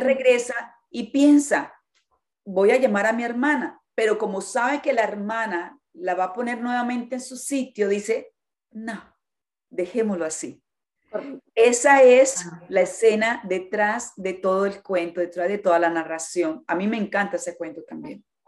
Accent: Colombia; yo soy colombiana

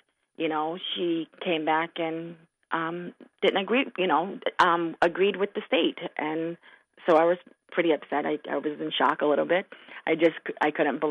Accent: Marshall, Minnesota, United States; also born or lived in Brooklyn, New York; I was born actually in Brooklyn, New York, but I moved to Minnesota when I was four. So I grew up in Marshall

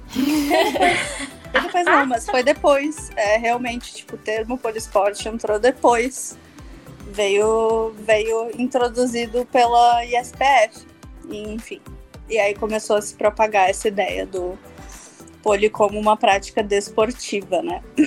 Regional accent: Porto Alegre, Rio Grande do Sul, Brazil; eu sou de Porto Alegre, então eu sou do Rio Grande do Sul, sul, sul, sul desse país.

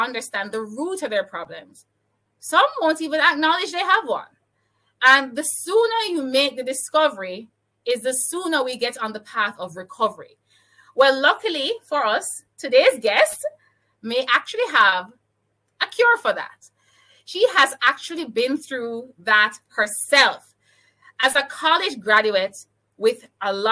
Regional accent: Jamaica; I'm from Jamaica

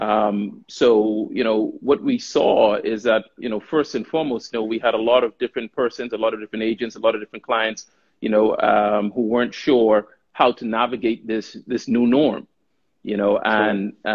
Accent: Bahamas; moved away as an adult; also born or lived in United States / Czech Republic / Romania / United Kingdom; born and raised in the Bahamas

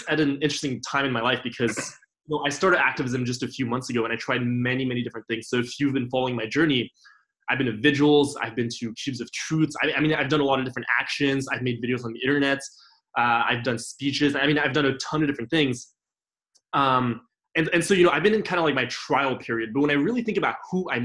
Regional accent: Paris, Île-de-France, France; moved away as an adult; now in Los Angeles, United States; I grew up in Paris, France, where in France, you know, there's a huge culture of eating animal products

